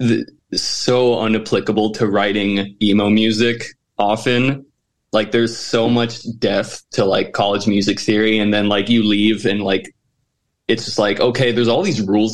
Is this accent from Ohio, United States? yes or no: no; the Valley, Texas, United States; moved away as an adult; now in Houston, United States; I'm from the Valley originally.